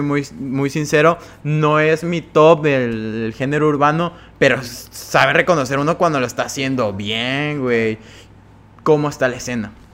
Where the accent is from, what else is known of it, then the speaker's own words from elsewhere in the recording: Cárdenas, Tabasco, Mexico; moved away; Yo soy de Cárdenas